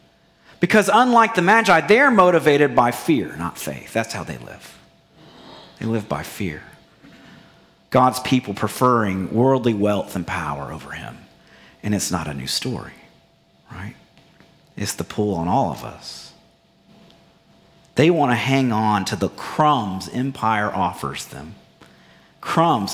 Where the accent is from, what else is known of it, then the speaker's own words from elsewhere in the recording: Bible Belt, Southern United States, United States; growing up in the Bible Belt